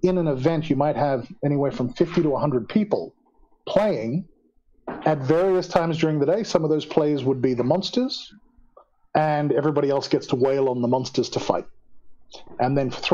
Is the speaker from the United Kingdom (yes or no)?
no; Australia; moved away as an adult; now in South Africa; I am originally Australian. I immigrated to South Africa in 2002